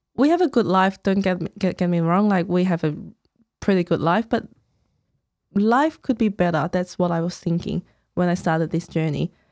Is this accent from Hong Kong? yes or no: yes; Hong Kong; English is a second language; moved away as an adult; now in Melbourne, Australia; I was born in Hong Kong, came here about thirteen years ago